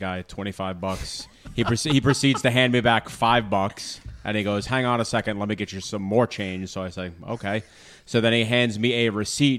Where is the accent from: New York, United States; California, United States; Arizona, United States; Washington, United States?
New York, United States; Massapequa Park; I grew up in Massapequa Park